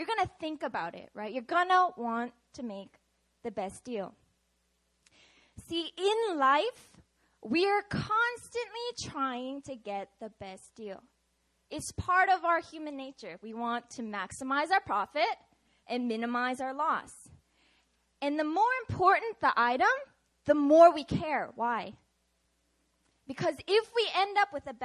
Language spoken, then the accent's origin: English; Seattle, Washington, United States; moved away; I'm from Seattle, Washington